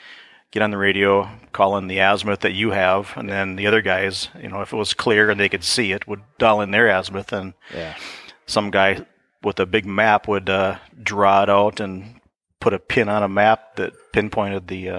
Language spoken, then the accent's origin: English; Minnesota, United States; Yeah, I grew up probably 25 miles south of here.